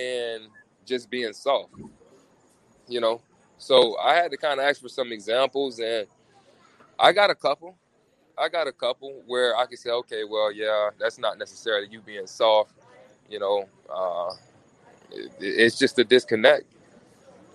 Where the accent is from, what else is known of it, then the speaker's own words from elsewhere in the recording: South Florida, United States; I'm from South Florida